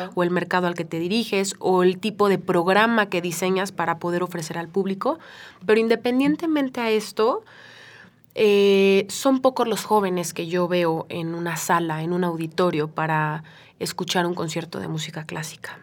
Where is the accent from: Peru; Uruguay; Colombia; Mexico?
Mexico; como mexicana